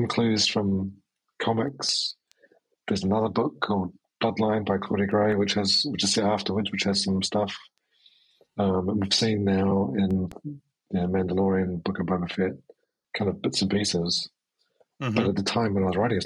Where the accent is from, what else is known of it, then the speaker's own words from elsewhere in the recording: New Zealand; I'm from New Zealand